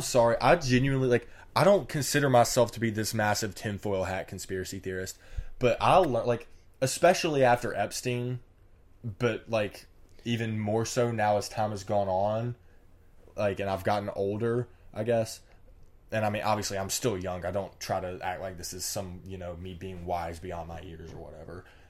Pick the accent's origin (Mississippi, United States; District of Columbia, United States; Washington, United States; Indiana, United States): Mississippi, United States; I'm from Mississippi